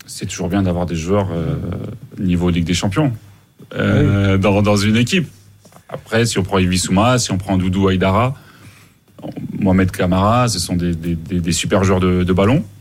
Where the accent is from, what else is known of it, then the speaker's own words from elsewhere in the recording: Mali; même à Bamako, chez nous au Mali